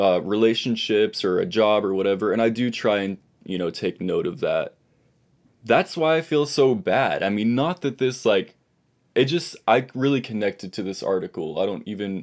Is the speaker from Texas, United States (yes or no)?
yes; Texas, United States; I live in the state of Texas. I'm from Texas.